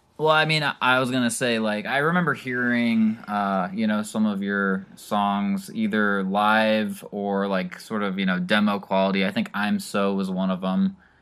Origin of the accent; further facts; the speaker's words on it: Pontiac, Illinois, United States; I'm the singer-songwriter from Pontiac, Illinois